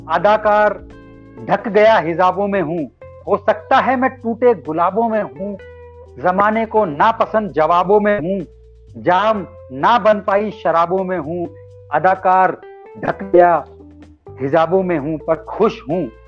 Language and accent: Hindi; Alwar, Rajasthan, India; मैं भी राजस्थान का रहने वाला हूं